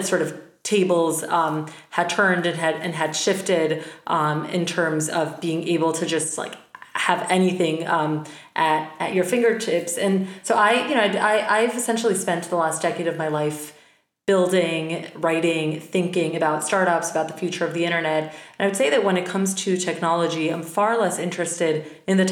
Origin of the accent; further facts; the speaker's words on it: Bogota, Colombia; moved away as an adult; now in United States; I'm originally from Bogota, Colombia, moved to the States for college